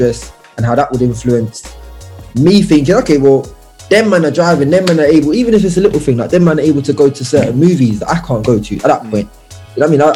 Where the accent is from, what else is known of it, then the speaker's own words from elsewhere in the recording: London, United Kingdom; I was born in New Cross